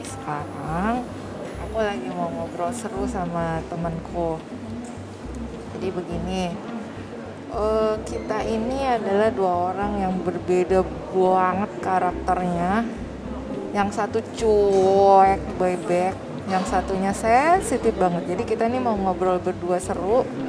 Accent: West Java, Indonesia; aku orang Sunda Sunda Tulen

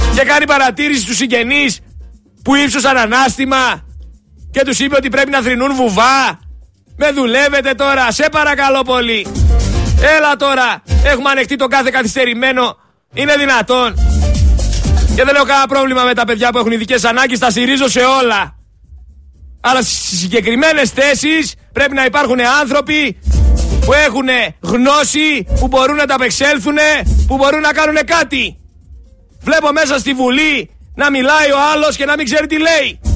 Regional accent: Thessaloniki, Central Macedonia, Greece; είμαι από τη Θεσσαλονίκη

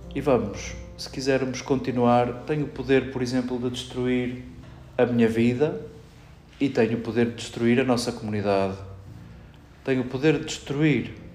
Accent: Portugal; entre nós portugueses

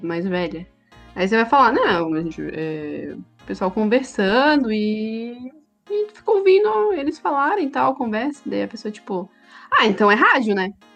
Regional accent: Santa Catarina, Brazil; accent: manezinho; a gente é catarinense

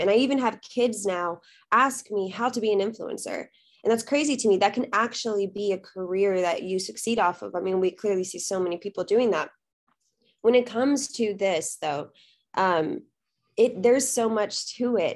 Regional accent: South Texas, United States; also born or lived in Austin, Texas; I was born and raised in Texas, currently live in Austin

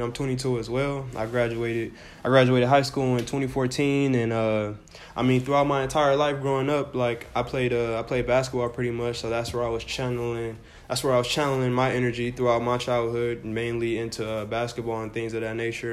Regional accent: United States; we're from America

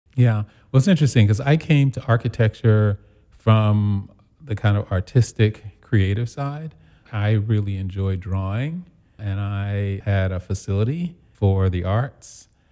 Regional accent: New York City, New York, United States; moved away as an adult; also born or lived in Charlottesville, Virginia / Italy / Detroit / Chicago; I was born and raised in Brooklyn

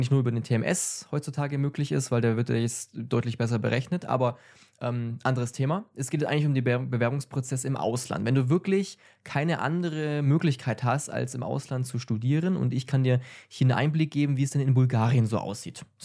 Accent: Germany; bin kein Native Speaker in Englisch, ja? weil ich, ähm, ja, komme aus Deutschland. Ne? Und deswegen, mein Heimatland ist nicht englischsprachig

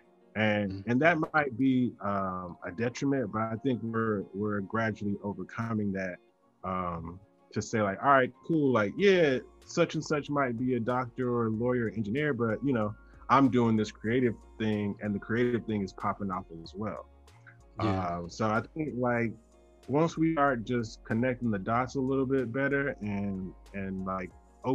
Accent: the American South, United States; being born in America, living in the South

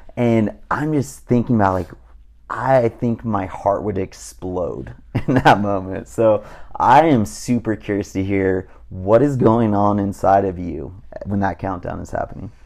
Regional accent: Southern California, United States; growing up in Southern California

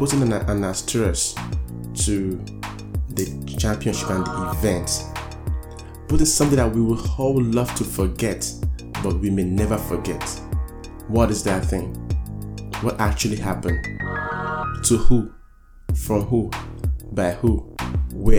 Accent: New York City, New York, United States; I'm a New Yorker

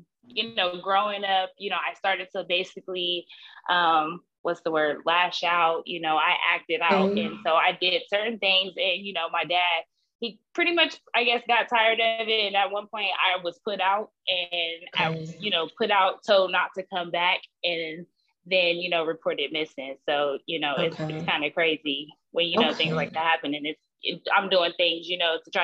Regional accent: Columbus, Ohio, United States; now in Columbia, United States; I was born in Columbus, Ohio. I'm currently residing in Columbia, South Carolina

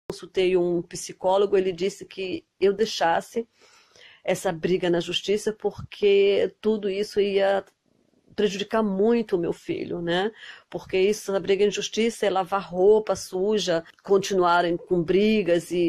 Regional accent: Brazil; moved away as an adult; now in Germany; eu sou brasileira, é, moro na Alemanha já faz quase 20 anos.

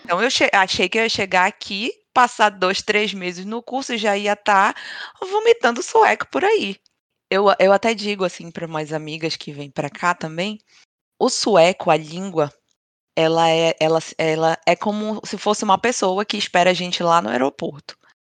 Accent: Brazil; now in Sweden; somos brasileiras, todas

